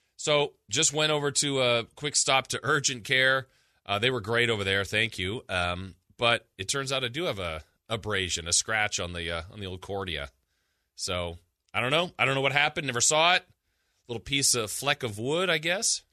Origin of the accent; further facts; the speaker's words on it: Southern California, United States; moved away as an adult; I grew up in Southern California and been up here now a long, long time, thirty years